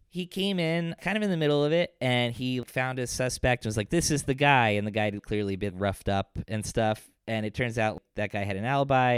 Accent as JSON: {"language": "English", "town": "Ringwood", "region": "New Jersey", "country": "United States", "tie": "born or raised there", "said": "growing up in Ringwood"}